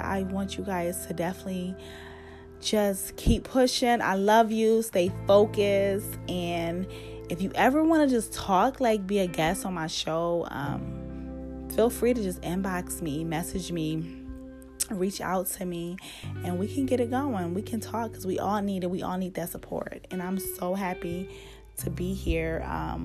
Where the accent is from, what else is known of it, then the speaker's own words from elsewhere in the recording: United States; I'm American